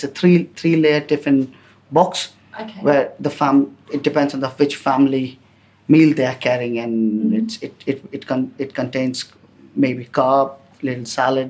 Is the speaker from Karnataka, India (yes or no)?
no; Delhi, India; I'm from Delhi.